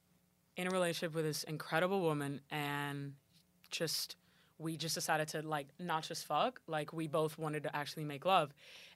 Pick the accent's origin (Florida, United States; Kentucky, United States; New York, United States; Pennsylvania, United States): Florida, United States; Miami; I'm from Miami.